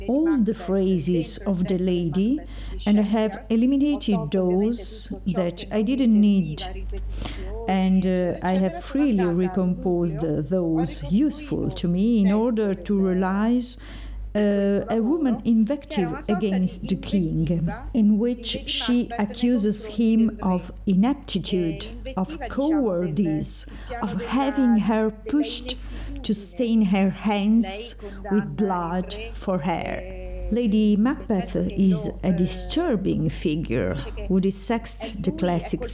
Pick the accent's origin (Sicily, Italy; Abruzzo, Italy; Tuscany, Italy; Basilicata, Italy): Abruzzo, Italy; L'Aquila; recorded by me in my hometown L'Aquila